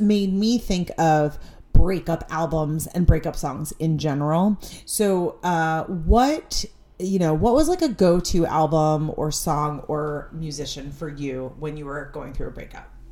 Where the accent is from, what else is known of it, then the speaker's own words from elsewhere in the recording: Stamford, Connecticut, United States; my friends and I, we grew up in Stamford, Connecticut